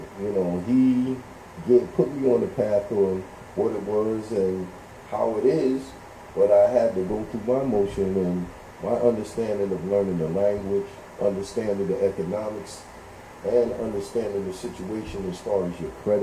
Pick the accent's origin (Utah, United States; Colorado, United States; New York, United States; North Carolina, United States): New York, United States; New York City; I'm originally from Brooklyn, born and raised